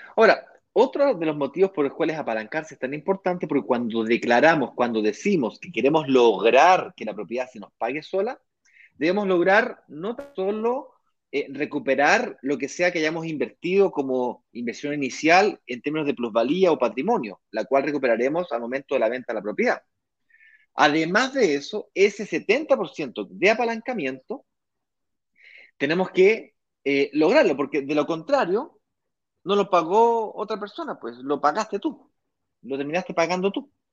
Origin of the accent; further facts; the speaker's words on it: Chile; now in Brazil; yo soy chileno, de acuerdo, vivo en Brasil porque tengo mi mujer brasilera